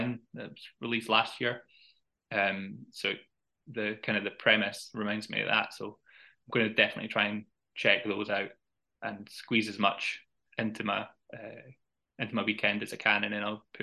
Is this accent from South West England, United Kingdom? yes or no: no; Edinburgh, Scotland, United Kingdom; a film set in my hometown